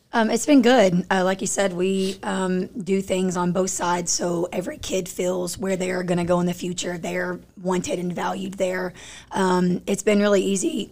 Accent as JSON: {"language": "English", "town": "Crandall", "region": "Texas", "country": "United States", "said": "I'm from Crandall"}